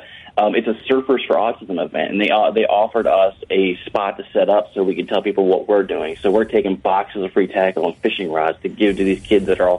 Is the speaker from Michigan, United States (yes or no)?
yes; Michigan, United States; moved away; I'm from Michigan originally and fished Lake Michigan a lot